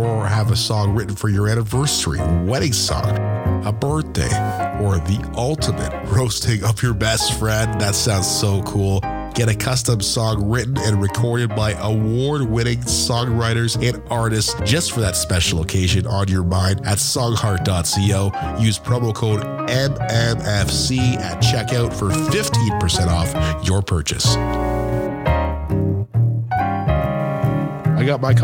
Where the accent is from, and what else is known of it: Canada